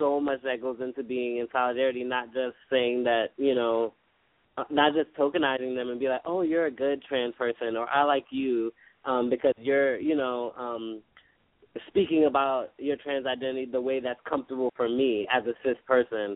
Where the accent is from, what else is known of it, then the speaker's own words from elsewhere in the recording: New York, United States; I'm from New York.